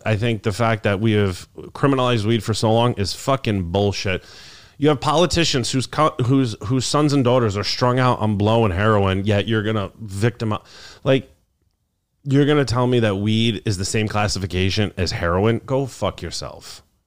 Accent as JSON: {"language": "English", "region": "New York", "country": "United States", "tie": "born or raised there", "also_born_or_lived": "Albany", "said": "my hometown"}